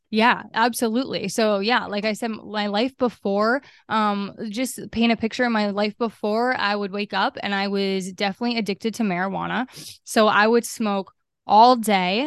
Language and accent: English; Maine, United States; I'm from Maine, and I grew up in Maine, and, um, I currently am still here